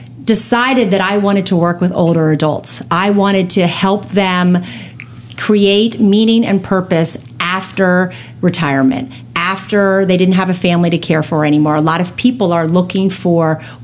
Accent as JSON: {"language": "English", "town": "Annapolis", "region": "Maryland", "country": "United States", "tie": "born or raised there", "also_born_or_lived": "New York City", "said": "Karen and I grew up in Annapolis. We knew each other. We went to high school together"}